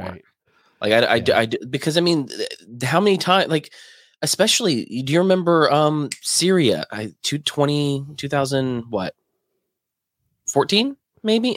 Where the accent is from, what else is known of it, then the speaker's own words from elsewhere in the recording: Alabama, United States; now in Florida, United States; I'm not from Florida, but I, I I live in Florida and I lived in Alabama most of my life